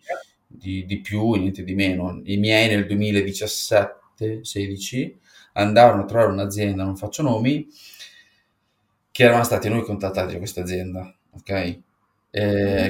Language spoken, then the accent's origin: Italian; Apulia, Italy; siamo pugliesi